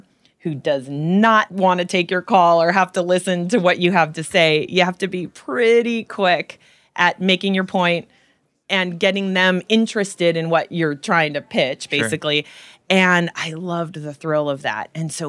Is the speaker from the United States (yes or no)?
yes; California, United States; so I was a little girl growing up in Silicon Valley, and my mom worked at HP, and it was in the late 60s and early 70s